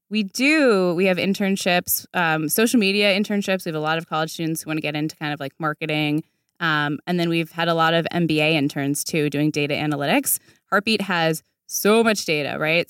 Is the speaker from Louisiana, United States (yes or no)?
no; D.C., Virginia, United States; moved away as an adult; also born or lived in New York; now in Los Angeles, United States; I'm from Virginia, outside Washington, D C. My whole family's still there